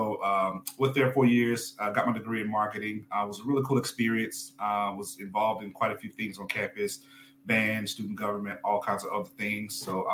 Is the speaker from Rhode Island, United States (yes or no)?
no; Aberdeen, Mississippi, United States; So I'm originally from Mississippi, born and raised in a very small town in Northeast Mississippi called Aberdeen. Population probably less than 4,000, no Walmart, 2 stoplights, you know, fairly rural place, but it was home, right?